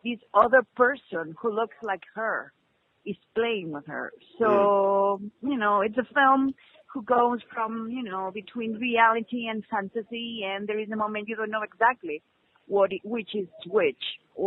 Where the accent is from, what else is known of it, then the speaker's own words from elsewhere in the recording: Spain; I'm a filmmaker from Spain